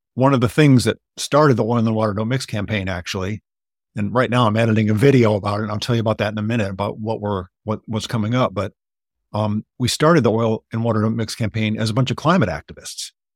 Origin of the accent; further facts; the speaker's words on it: Michigan, United States; moved away; when I moved back to Michigan and I realized, and I'm from Michigan, actually